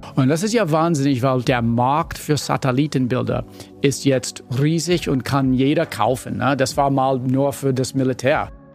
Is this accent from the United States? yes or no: yes; United States; German is a second language; moved away as an adult; now in Berlin, Germany; mein Diplom bekommen habe in den USA, bin Amerikaner